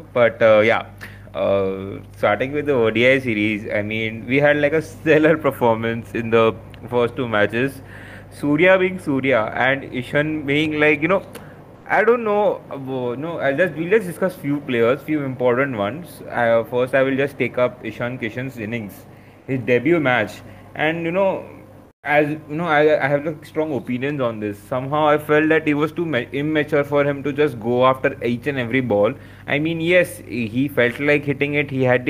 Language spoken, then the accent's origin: English; India; And as an Indian cricket fan, I'm, you know, I'm just laughing.